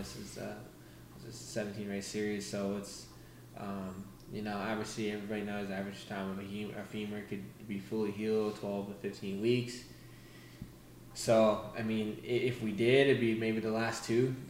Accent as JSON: {"language": "English", "town": "Daytona Beach", "region": "Florida", "country": "United States", "tie": "born or raised there", "said": "my hometown race, Daytona"}